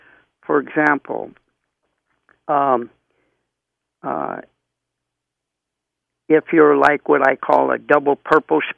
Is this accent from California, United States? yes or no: yes; Crockett, California, United States; also born or lived in Oakland, California; I was born in, actually, in Oakland, California. We lived in Crockett, and then, you know, I was born at the hospital